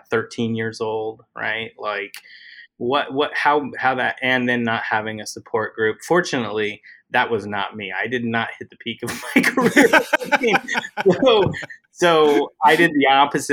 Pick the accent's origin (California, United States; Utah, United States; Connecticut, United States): Utah, United States; moved away as an adult; now in Los Angeles, United States; I grew up in Utah.